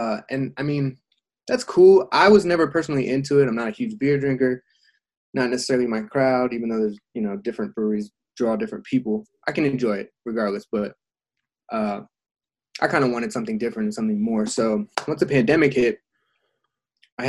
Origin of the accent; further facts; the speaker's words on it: Frederick, Maryland, United States; I'm from Frederick, Maryland